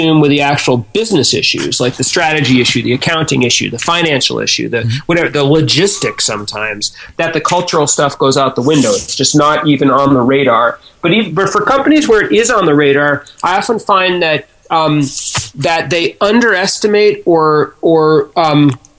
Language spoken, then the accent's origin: English; Boston, Massachusetts, United States; I was born and raised in the United States from Boston originally